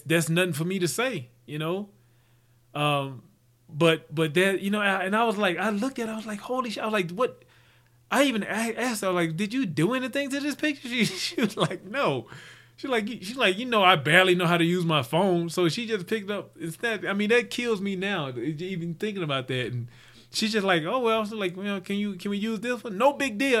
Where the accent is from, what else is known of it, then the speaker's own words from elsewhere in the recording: Mississippi, United States; growing up in Mississippi